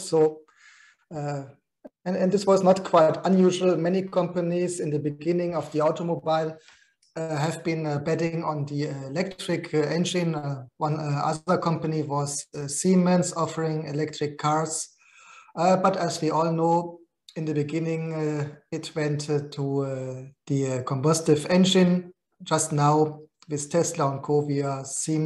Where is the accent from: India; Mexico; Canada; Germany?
Germany; my hometown in Germany